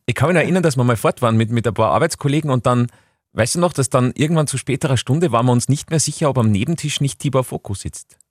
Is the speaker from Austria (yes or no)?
yes; Austria; bei uns in Österreich